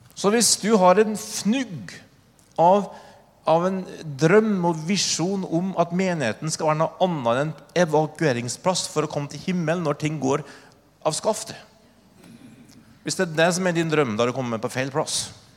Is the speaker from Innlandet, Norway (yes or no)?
no; Oppdal, Trøndelag, Norway; Min historie er at jeg vokste opp i Trøndelag, Oppdal